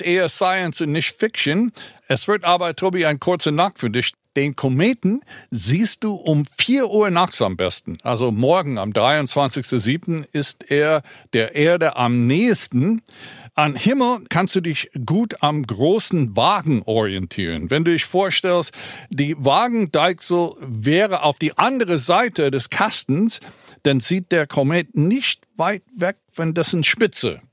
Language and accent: German; United States; now in Berlin, Germany; den alten Ami